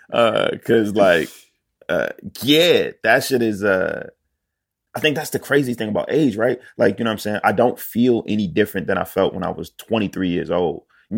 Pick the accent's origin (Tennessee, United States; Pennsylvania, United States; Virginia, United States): Pennsylvania, United States; Philadelphia; I'm from Philly.